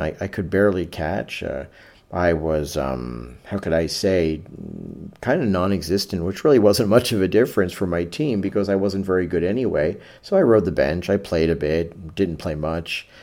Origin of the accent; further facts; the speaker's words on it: New York City, New York, United States; I grew up in New York City in the seventies